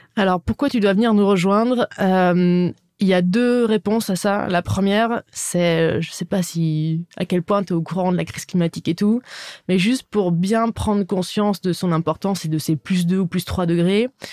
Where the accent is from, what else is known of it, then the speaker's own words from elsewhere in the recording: Dijon, Bourgogne-Franche-Comté, France; moved away as an adult; also born or lived in New York; je viens de Dijon. Je suis très contente, euh, je suis très fière de, cette région, la Bourgogne. J'adore bah, mon chez moi